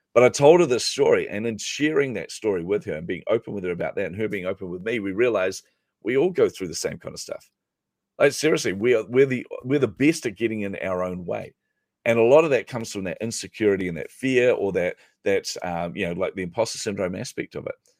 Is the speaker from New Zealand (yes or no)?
yes; New Zealand; I'm a Kiwi